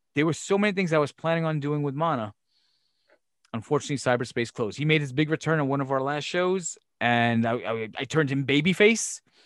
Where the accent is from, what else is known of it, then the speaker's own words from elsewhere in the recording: Brooklyn, New York, United States; when I was growing up in Brooklyn